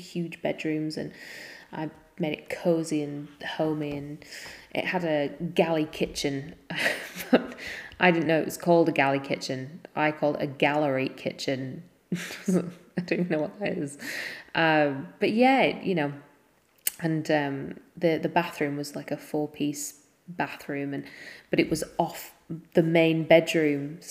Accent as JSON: {"language": "English", "region": "Yorkshire and the Humber", "country": "United Kingdom", "also_born_or_lived": "Leeds", "said": "we're from Yorkshire"}